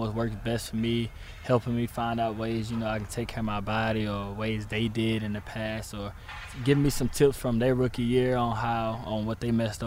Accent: Mobile, Alabama, United States; moved away as an adult; now in New Jersey, United States; I'm from Mobile, Alabama, so it's nothing similar down there to anything up here.

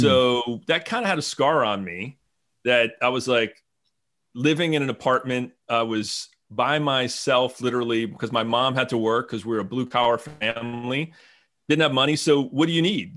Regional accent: New Jersey, United States; moved away as an adult; now in Franklin, United States; I grew up in New Jersey

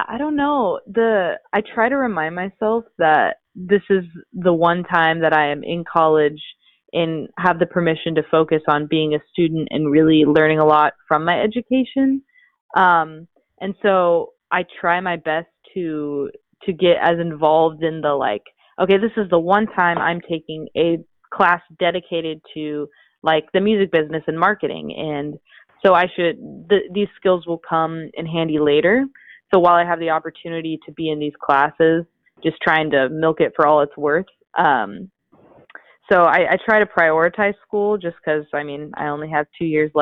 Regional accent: Overland Park, Kansas, United States; moved away as an adult; I'm from Overland Park, Kansas, which is a suburb about 20 minutes from Kansas City, Missouri.

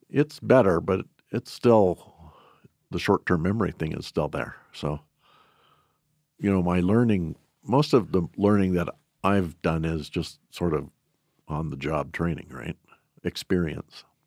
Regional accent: Shelby, Montana, United States; I was born and raised in Shelby

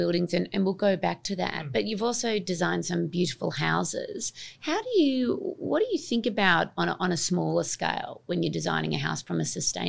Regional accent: Australia; I grew up in Australia and the backyard was such a thing.

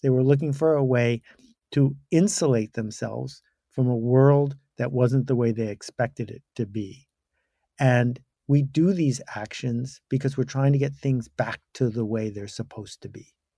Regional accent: Buffalo, New York, United States; I grew up in Buffalo, New York

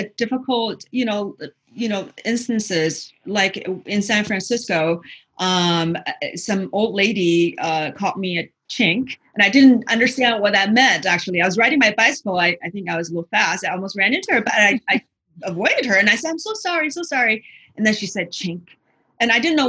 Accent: China; now in United States; growing up in China

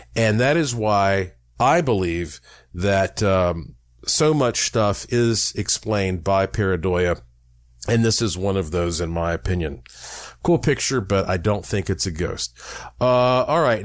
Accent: Asheville, North Carolina, United States; growing up in the Blue Ridge Mountains of Asheville, North Carolina

